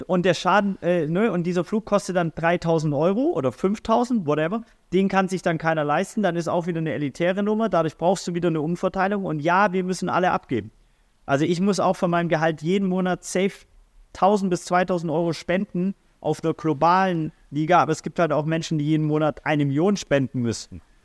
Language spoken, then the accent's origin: German; Swabia, Baden-Württemberg, Germany; also born or lived in St. Pauli, Hamburg; now in Hamburg, Germany; Schwabe Bildungsbürgertum